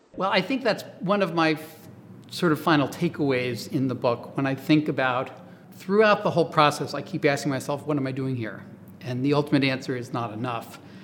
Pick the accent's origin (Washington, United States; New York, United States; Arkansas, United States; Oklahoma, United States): Oklahoma, United States; moved away; I'm originally from Oklahoma.